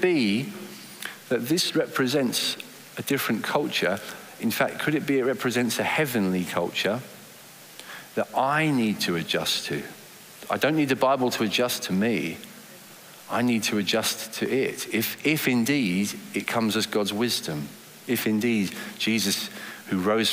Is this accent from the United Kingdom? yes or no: yes; England, United Kingdom; accent: English; I was English from my accent